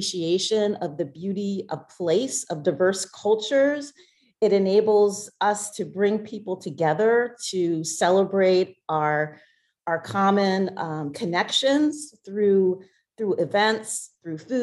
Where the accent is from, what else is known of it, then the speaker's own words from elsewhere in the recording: Ardmore, Pennsylvania, United States; moved away as an adult; also born or lived in Washington, D.C.; now in Alexandria, United States; I'm originally from the Philadelphia area. I grew up in Ardmore, Pennsylvania